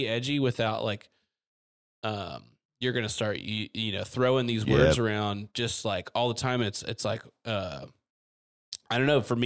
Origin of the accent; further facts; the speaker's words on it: East Tennessee, United States; we're from East Tennessee